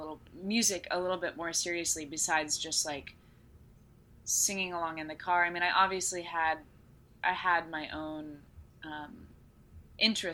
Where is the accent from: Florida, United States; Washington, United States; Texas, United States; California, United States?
Texas, United States; to have grown up in this city.